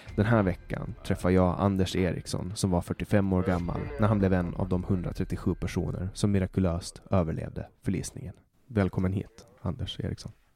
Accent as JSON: {"language": "Swedish", "town": "Mariehamn", "country": "Åland Islands", "tie": "born or raised there", "said": "min hemstad Mariehamn"}